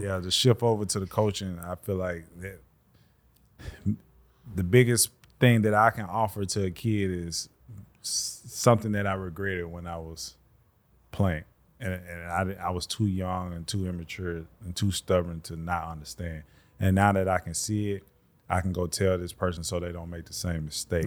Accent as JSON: {"language": "English", "town": "Birmingham", "region": "Alabama", "country": "United States"}